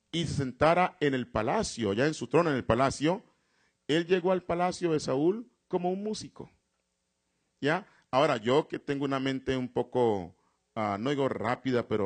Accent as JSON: {"language": "Spanish", "country": "Colombia", "said": "vine de Colombia y fui a visitar allí."}